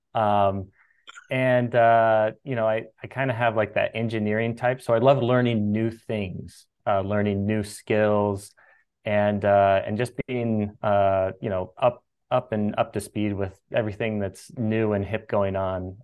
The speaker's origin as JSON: {"language": "English", "town": "Sacramento", "region": "California", "country": "United States", "tie": "born or raised there", "said": "I grew up in Sacramento, California"}